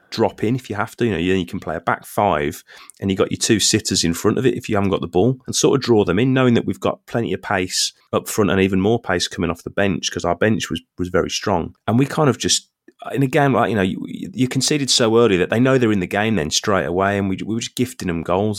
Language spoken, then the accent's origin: English; England, United Kingdom; I'm English